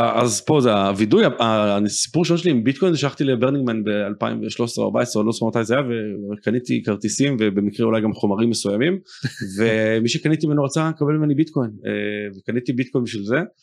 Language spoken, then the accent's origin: Hebrew; Israel; also born or lived in United States; אמרו לי אה, אתה ישראלי